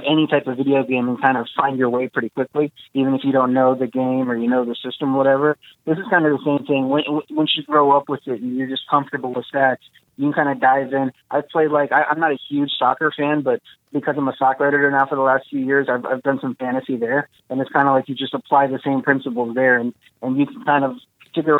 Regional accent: Texas, United States; moved away; I'm originally from Texas, and I'm still in the league there that I have with my friends locally from there

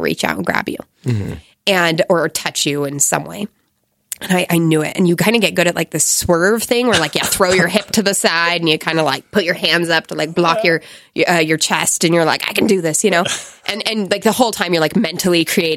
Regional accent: United States; moved away as an adult; also born or lived in Egypt; I'm an American.

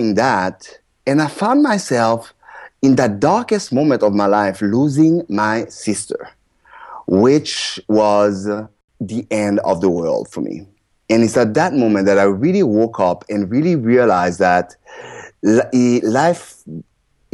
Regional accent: Port-au-Prince, Ouest, Haiti; I was born in Port-au-Prince, Haiti

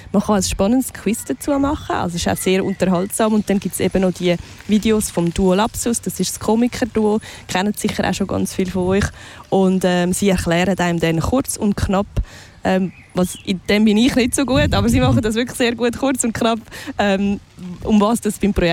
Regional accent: Zurich, Switzerland; also ich bin natürlich da äh, auch aufgewachsen, also im Limatal. Das ist schon auch ein Stück von meiner Heimat

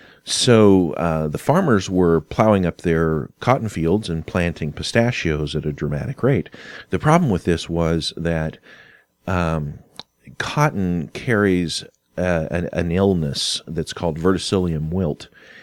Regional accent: California, United States; born there; also born or lived in Kentucky; And now I was born in California, so we had moved back and forth from Kentucky to California on several occasions.

